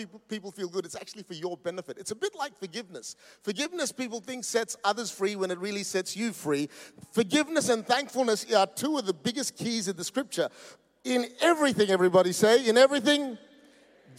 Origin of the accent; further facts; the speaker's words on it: Perth, Western Australia, Australia; we come from Perth. That's the most isolated city in the world.